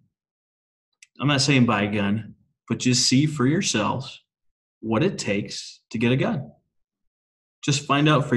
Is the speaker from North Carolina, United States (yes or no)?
no; Minnesota, United States; moved away; also born or lived in Oklahoma; I'm from Minnesota originally